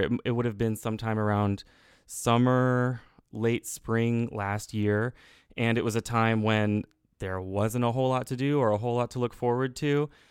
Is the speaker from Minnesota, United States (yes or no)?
no; Texas, United States; as a Texan, as a young person